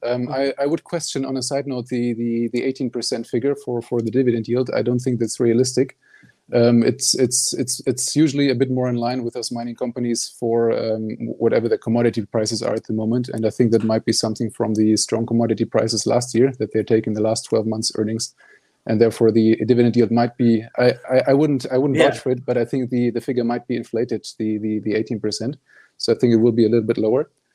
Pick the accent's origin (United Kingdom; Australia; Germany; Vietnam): Germany; moved away as an adult; also born or lived in Netherlands; now in Stockholm, Sweden; I'm originally from Germany